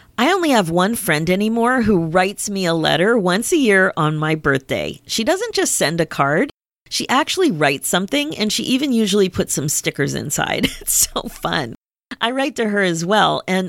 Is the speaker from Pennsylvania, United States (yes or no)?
yes; Pennsylvania, United States; my mom still lives in the house in town that I grew up in Pennsylvania.